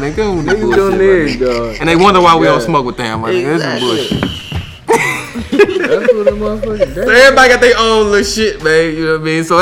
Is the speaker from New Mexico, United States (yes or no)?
no; Austin, Texas, United States; now in Houston, United States; I'm from Austin, but I moved to Houston